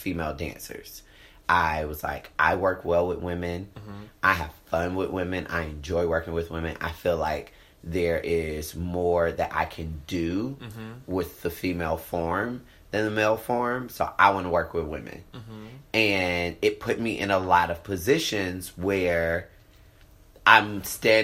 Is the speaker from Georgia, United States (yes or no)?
yes; Atlanta, Georgia, United States; I'm from Atlanta. I live in Atlanta.